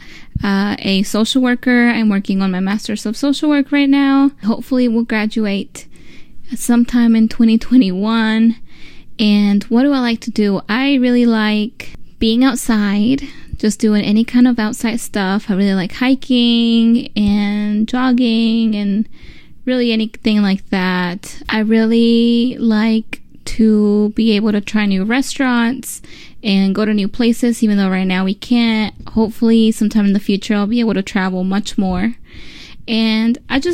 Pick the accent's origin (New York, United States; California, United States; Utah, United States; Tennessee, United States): Tennessee, United States; Middle; also born or lived in Memphis; we were raised in Middle Tennessee in a really small town, not very diverse